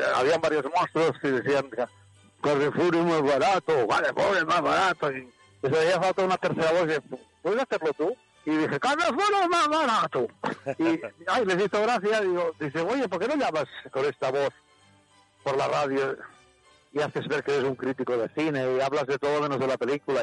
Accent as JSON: {"language": "Spanish", "town": "Barcelona", "region": "Catalonia", "country": "Spain", "said": "Yo soy de Barcelona, de hijo de padre catalán y madre aragonesa, o sea, charnego"}